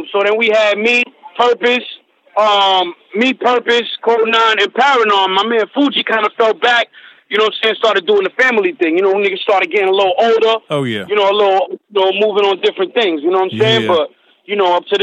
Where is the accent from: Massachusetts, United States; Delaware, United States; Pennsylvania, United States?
Massachusetts, United States; I'm from Massachusetts